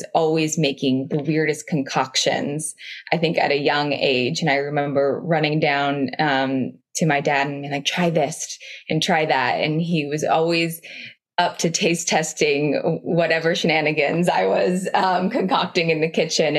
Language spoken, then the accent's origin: English; Oregon, United States; I grew up in Oregon, on a farm in Oregon